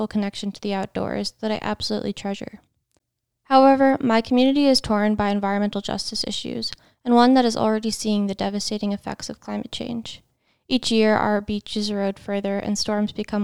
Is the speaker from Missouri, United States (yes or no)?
no; Long Island, New York, United States; moved away as an adult; now in Washington, D.C., United States; I grew up on Long Island in New York